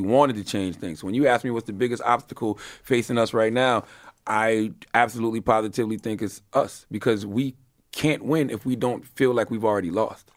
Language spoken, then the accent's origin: English; Moncks Corner, South Carolina, United States; I'm from Monks Corner, South Carolina